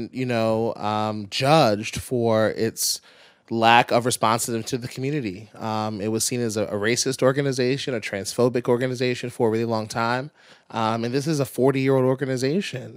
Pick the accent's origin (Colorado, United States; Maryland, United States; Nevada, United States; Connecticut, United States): Maryland, United States; Pikesville; I'm from Pikesville